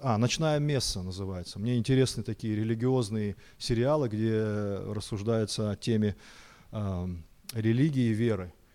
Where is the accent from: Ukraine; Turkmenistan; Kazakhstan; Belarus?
Kazakhstan; Almaty; я вырос в Алмате, в Казахстане